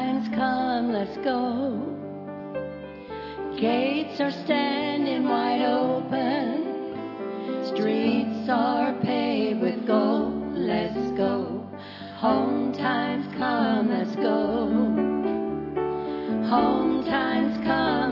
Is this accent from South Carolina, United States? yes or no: yes; Beaufort, South Carolina, United States; I'm from Beaufort, South Carolina